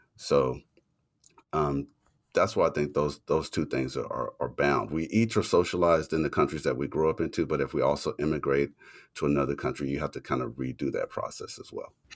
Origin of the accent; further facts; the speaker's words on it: Louisiana, United States; in Louisiana, my home state